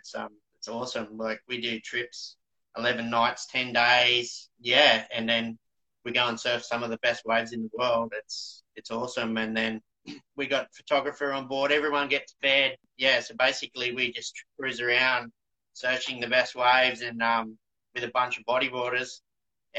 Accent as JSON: {"language": "English", "town": "Coolangatta", "region": "Queensland", "country": "Australia", "tie": "born or raised there", "also_born_or_lived": "Indonesia", "moved": "as an adult", "said": "when I left my hometown of Coolangatta"}